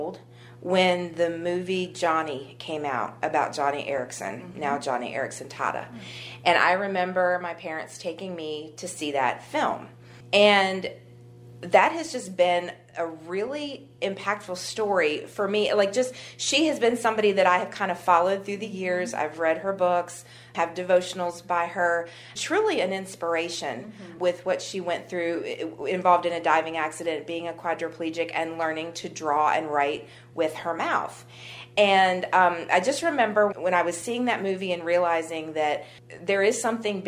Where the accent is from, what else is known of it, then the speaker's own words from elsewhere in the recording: Harrisonburg, Virginia, United States; also born or lived in Staunton, Virginia / New Jersey / Bridgewater, Virginia; I am local. I was born in Stanton. My parents moved to Harrisonburg when I was 3, I believe, and I've been in the Harrisonburg-Bridgewater area ever since